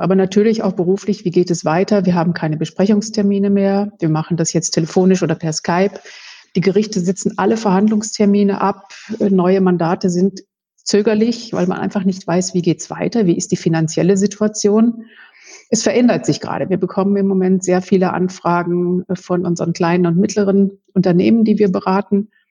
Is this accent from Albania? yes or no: no; North Rhine-Westphalia, Germany; moved away as an adult; also born or lived in Münster; now in Munich, Germany; Ich stamme aus Westfalen